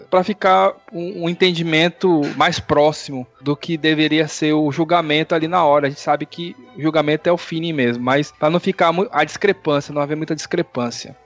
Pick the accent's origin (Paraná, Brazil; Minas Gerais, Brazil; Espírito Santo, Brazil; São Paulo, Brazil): São Paulo, Brazil; eu sou de São Paulo